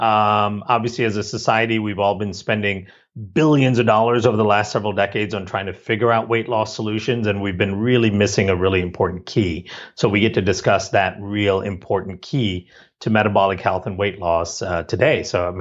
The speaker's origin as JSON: {"language": "English", "country": "Malaysia", "tie": "born or raised there", "also_born_or_lived": "India", "said": "Growing up in Malaysia and India, you know, there's a big focus culturally on science and math and medicine."}